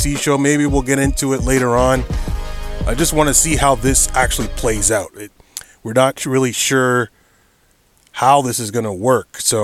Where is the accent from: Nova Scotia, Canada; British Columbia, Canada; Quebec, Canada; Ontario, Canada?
Ontario, Canada; I am Canada. In my home state or home province of Ontario